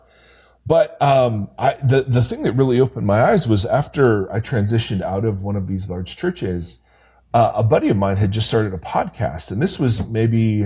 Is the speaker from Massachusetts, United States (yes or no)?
no; Ohio, United States; moved away as an adult; also born or lived in California; now in Brentwood, United States; I'm an Ohio kid. So I grew up in Ohio, Midwest